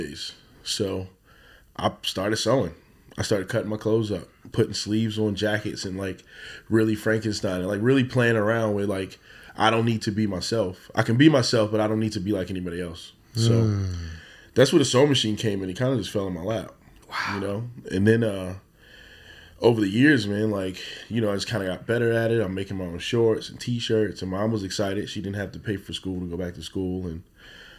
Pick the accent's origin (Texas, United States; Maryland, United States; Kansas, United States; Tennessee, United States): Maryland, United States; Baltimore; Born and raised in West Baltimore